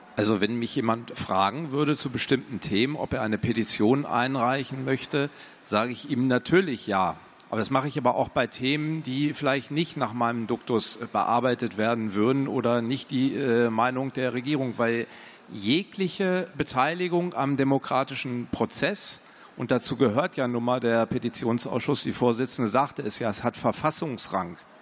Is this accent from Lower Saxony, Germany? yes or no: yes; Hanover Region, Lower Saxony, Germany; Ich komme aus Niedersachsen, aus der Region Hannover